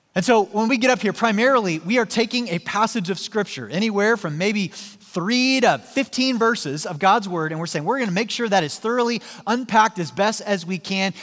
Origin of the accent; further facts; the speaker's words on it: Joplin, Missouri, United States; moved away; my hometown in Joplin, Missouri